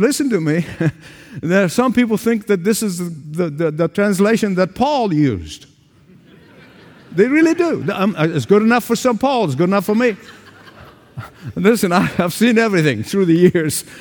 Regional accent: Egypt; moved away; Back in the sixties in my hometown, where I was, where I grew up in Egypt

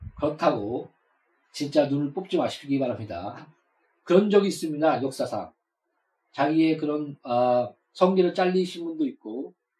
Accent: South Korea; 우리가 태어나고 싶어서 한국에 태어났습니까?

